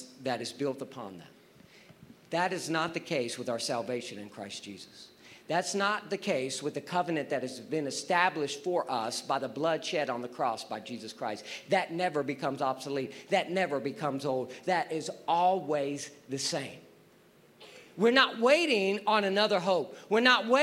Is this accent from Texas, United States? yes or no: yes; Texas, United States; I'm from Texas